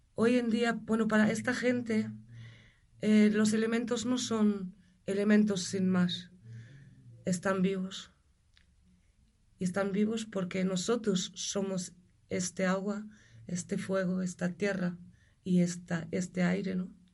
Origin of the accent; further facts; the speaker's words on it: Germany; moved away as an adult; also born or lived in Galicia, Spain / El Bierzo, Spain / Pyrenees, Spain / Valladolid, Spain; now in Spain; Yo nací en Alemania. Siempre he sabido que allí no quería vivir y hace casi 30 años pues cogí una furgoneta